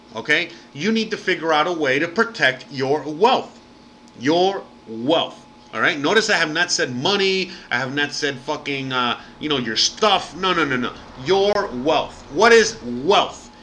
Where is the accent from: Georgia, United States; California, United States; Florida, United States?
Florida, United States; Miami; now in Mexico; I'm from Miami